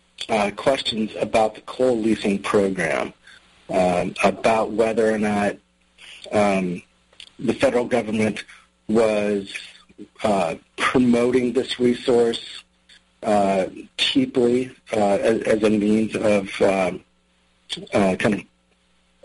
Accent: Wyoming, United States; I come from Wyoming, where I've reported on the energy industry for more than 16 years

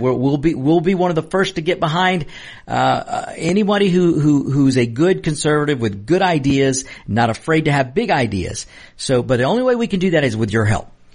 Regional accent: United States; I'm a hardworking American of Mexican descent

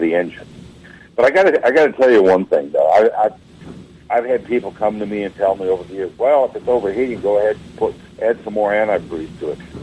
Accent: Wisconsin, United States; now in Florida, United States; I'm from Wisconsin originally

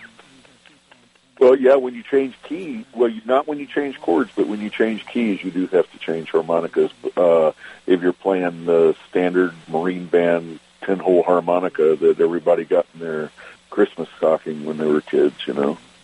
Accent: Richmond, Virginia, United States; also born or lived in Wytheville, Virginia; now in Eugene, United States; I remember growing up in Richmond

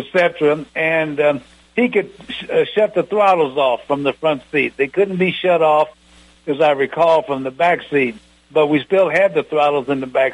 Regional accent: Muncie, Indiana, United States; moved away as an adult; also born or lived in Nebraska; A little old country boy from orphanage in Nebraska, growing up in Muncie

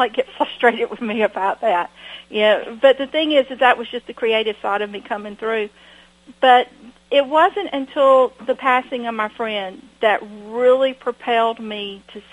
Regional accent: Washington, Georgia, United States; I grew up in Washington, Georgia, where we have a beautiful library

